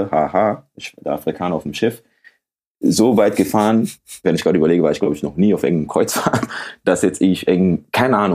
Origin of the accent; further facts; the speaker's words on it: Ghana; so wenn ich dir jetzt sage, ich komme aus Ghana.